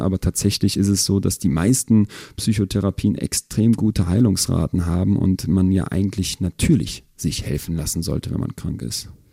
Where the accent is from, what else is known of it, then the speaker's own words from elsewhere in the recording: Germany; bei uns in Deutschland